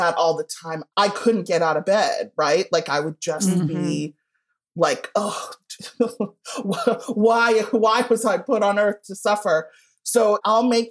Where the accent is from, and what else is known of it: Evanston, Illinois, United States; born or raised there